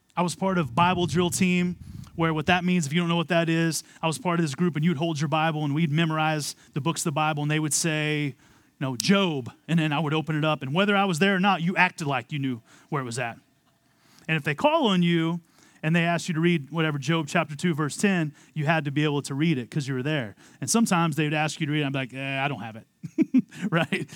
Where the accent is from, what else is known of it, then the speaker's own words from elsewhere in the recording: Amarillo, Texas, United States; moved away as an adult; also born or lived in Philadelphia, Pennsylvania; I was born and raised in Amarillo, Texas